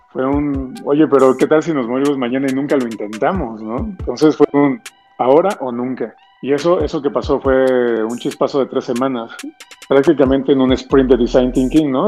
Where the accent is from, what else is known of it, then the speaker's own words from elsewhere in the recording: Mexico City, Mexico; also born or lived in Lima, Peru; yo llevo viviendo en México, yo nací aquí, pero yo viví toda mi niñez en Lima y hasta los nueve años llegué a la Ciudad de México.